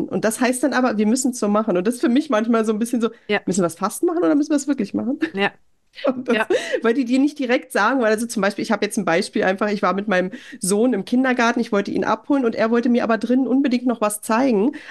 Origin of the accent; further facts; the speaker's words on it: Germany; moved away as an adult; now in Norway; für mich als Deutsche